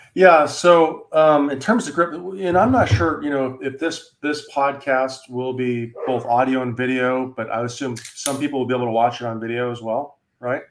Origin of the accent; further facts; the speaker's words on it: Wyoming, United States; moved away; I'm from Wyoming originally